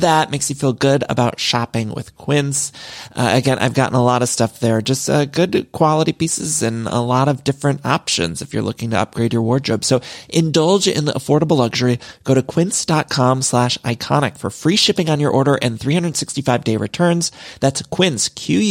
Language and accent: English; Midwest, United States; now in Los Angeles, United States; Now, y'all know I'm from the Midwest, but I've lived in California for so long